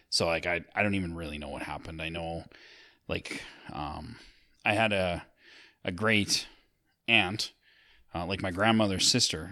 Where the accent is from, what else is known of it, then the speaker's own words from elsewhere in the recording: Sylvan Lake, Alberta, Canada; we grew up in Sylvan Lake